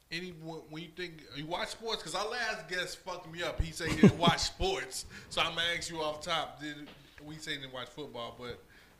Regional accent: Virginia, United States; I'm from Virginia. Okay, we from Virginia, 757. We get it. We repping.

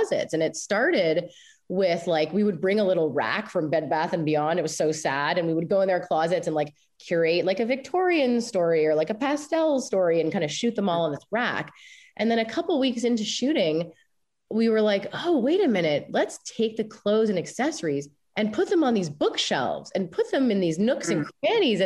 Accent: Canada; me, I think, being Canadian

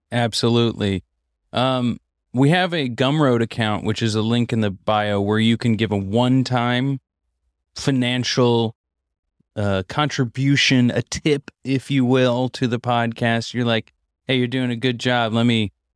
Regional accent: Missouri, United States; I grew up in Missouri.

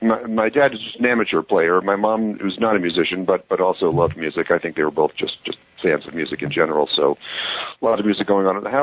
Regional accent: North Carolina, United States; also born or lived in Long Island, New York; I grew up in Long Island, New York, and lived there until I was about 10, and then moved to the South and ultimately went to junior high school and high school and undergraduate school in North Carolina.

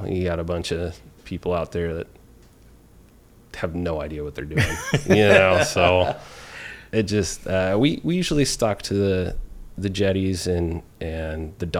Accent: Ventura, California, United States; So I grew up in Ventura. I was there until right after graduation of high school.

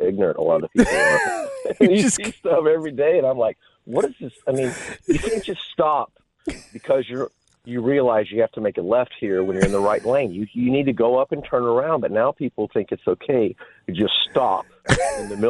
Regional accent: Hayward, California, United States; growing up in California

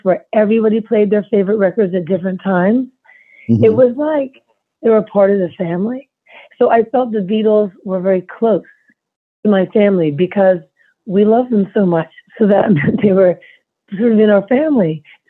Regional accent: New York City, New York, United States; I grew up in Manhattan

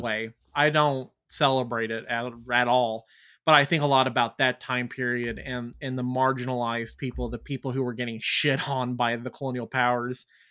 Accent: United States; we rebelled against them as Americans

